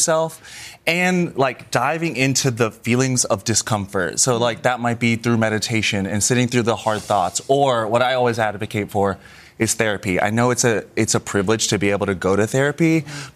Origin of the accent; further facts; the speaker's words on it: the South, United States; moved away; me growing up in the South